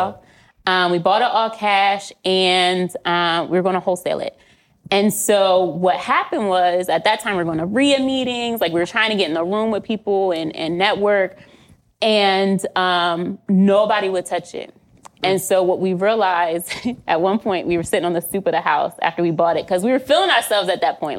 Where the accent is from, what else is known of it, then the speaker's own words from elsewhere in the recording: Pennsylvania, United States; now in Connecticut, United States; I'm from Pennsylvania